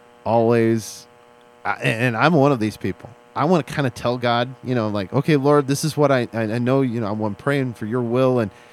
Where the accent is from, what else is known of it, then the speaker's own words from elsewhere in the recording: Seattle, Washington, United States; I'm from Seattle.